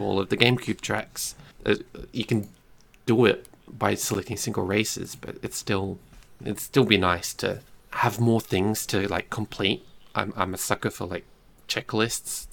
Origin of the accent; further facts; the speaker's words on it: Australia; Being Australian